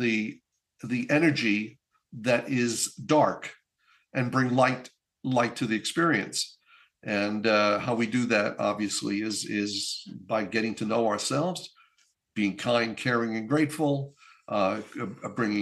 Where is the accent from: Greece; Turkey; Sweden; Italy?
Italy; northern Italy; moved away; I was in my hometown in Italy, in northern Italy